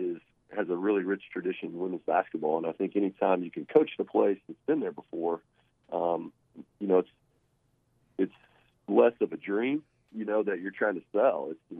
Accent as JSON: {"language": "English", "region": "Kansas", "country": "United States", "tie": "born or raised there", "moved": "yes", "lives_now": "Arkansas, United States", "said": "I grew up in Kansas."}